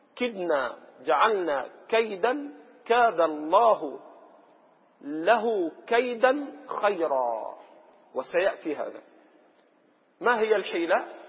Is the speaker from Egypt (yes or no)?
yes; Egypt; عندنا في مصر